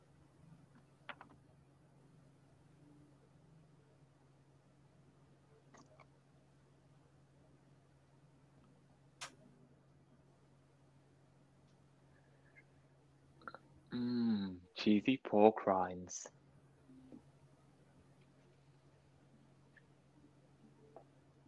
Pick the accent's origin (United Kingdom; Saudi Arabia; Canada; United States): United Kingdom; Manchester, North West England; I'm from Manchester